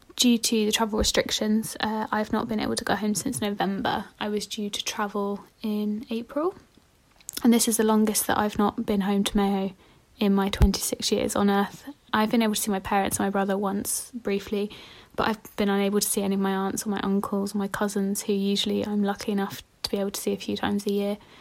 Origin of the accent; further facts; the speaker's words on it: Bedfordshire, East of England, United Kingdom; now in Newcastle, United Kingdom; I was born in Bedfordshire in the U K